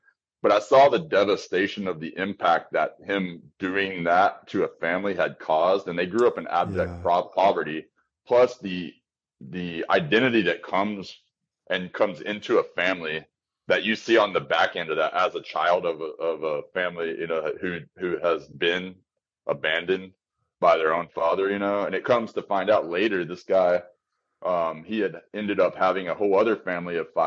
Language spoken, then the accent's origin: English; Amarillo, Texas, United States; moved away; I went to my hometown for Christmas, a place called Amarillo, Texas